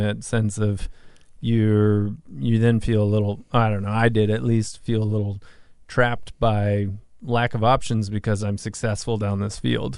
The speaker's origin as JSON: {"language": "English", "region": "Massachusetts", "country": "United States", "tie": "born or raised there", "also_born_or_lived": "New York / Hawaii", "moved": "yes", "said": "my hometown out of Mass"}